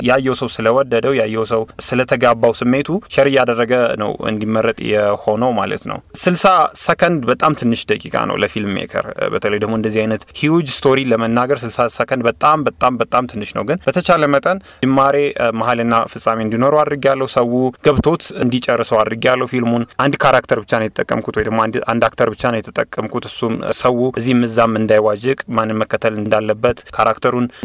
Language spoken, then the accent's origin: Amharic; Ethiopia; moved away as an adult; also born or lived in Kenya; የመጀመሪያው የምስራቅ አፍሪ አፍሪካዊና ኢትዮጵያዊ ነኝ ይህንን ነገር በማሸነፍ